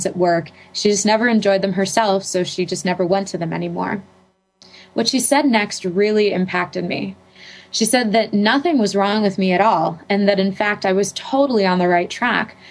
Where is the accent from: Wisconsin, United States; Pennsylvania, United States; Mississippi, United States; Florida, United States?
Pennsylvania, United States; Pittsburgh; I'm from Pittsburgh, Pennsylvania